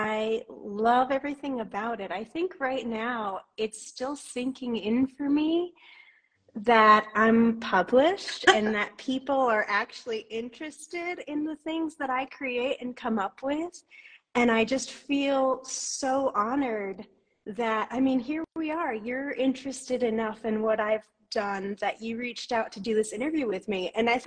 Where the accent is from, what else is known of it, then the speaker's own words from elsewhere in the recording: New York, United States; now in Guatemala; I'm from the States. I'm originally from New York, and I've lived all over the East Coast, but I've actually been living in Guatemala in Central America for the past 11 years.